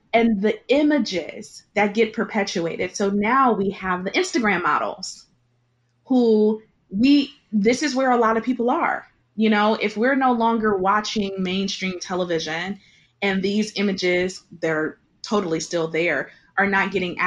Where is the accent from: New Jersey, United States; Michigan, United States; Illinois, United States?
Michigan, United States; Detroit; I grew up in Detroit, 98% Detroit, where I'm surrounded by Black people